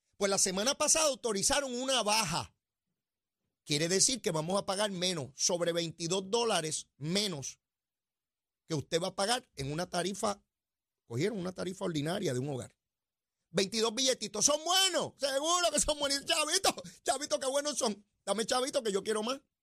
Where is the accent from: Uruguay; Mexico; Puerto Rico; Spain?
Puerto Rico; somos una colonia de los Estados Unidos de América